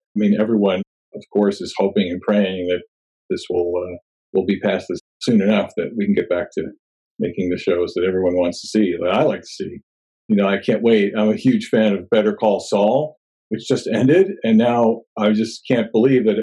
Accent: New Jersey, United States; moved away as an adult; also born or lived in Los Angeles, California / New Orleans, Louisiana; now in Sherman Oaks, United States; I grew up in New Jersey and I moved out here to LA almost 30 years ago in January of 1992

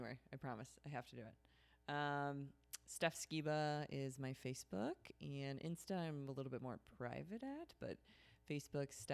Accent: Chicago, Illinois, United States; I'm from Chicago

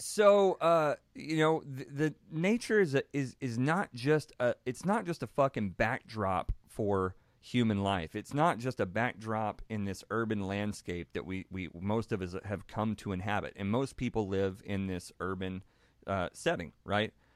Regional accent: Texas, United States; born and raised in Texas

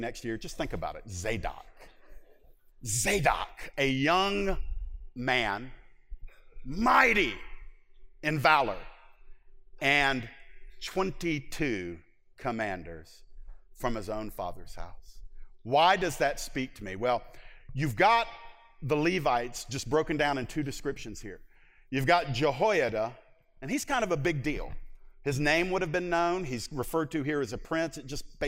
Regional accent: United States; as an American

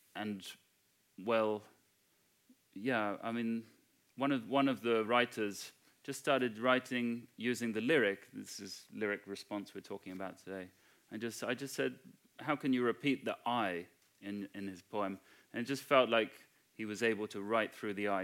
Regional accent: United Kingdom; I'm white British.

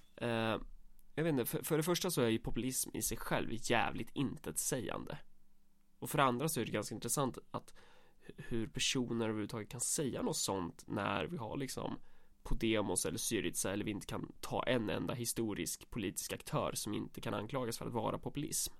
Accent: Närke, Örebro County, Sweden; Vi är för fan närkingar

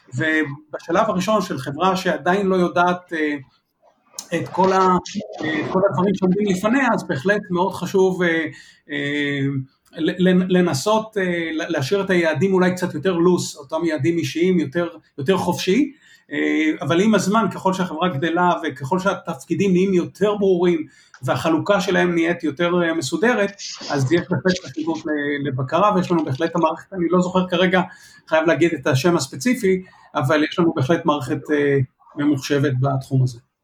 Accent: Israel

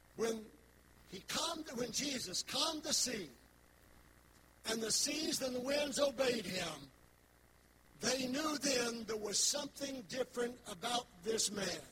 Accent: West Virginia, United States; I'm from West Virginia. I've got my own accent.

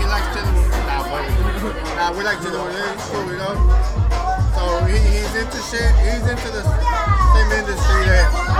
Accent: Houston, Texas, United States; I grew up in fucking, I was raised in Second Ward, you know, from fucking Canal to fucking Lina's by Lina's Barbecue, and then Godwin. So that's where I stayed the most, Godwin.

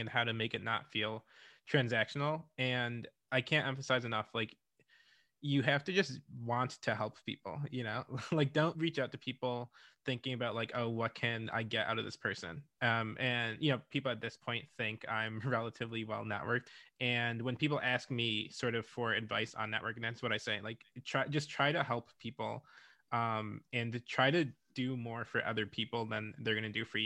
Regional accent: Rochester, New York, United States; my parents are from Ghana and Jamaica, and I grew up in Rochester, New York

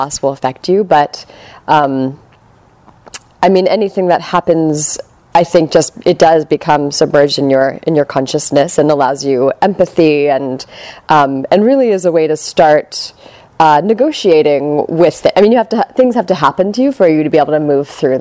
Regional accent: New York City, New York, United States; now in Bay Area, United States; I'm from New York City. I went to grad school there

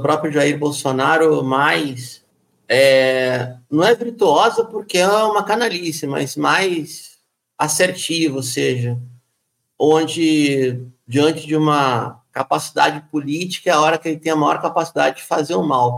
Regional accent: Rio de Janeiro, Brazil; moved away; Também sou carioca, embora esteja longe

